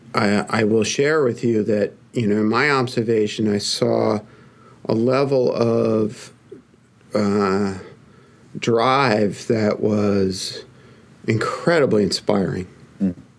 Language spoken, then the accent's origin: English; New York, United States; accent: Brooklyn; my Brooklyn accent